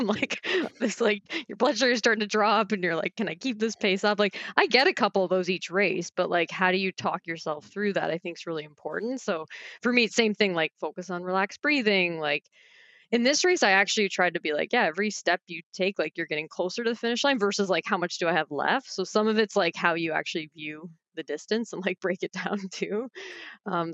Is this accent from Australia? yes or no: no; Barrie, Ontario, Canada; I grew up in Barrie, so Simcoe Dufferin.